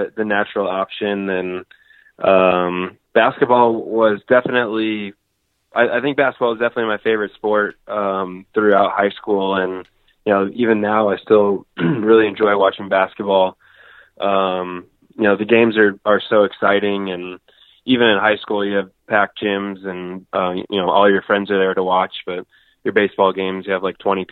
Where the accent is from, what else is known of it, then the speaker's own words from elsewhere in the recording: Northern California, United States; I grew up in Northern California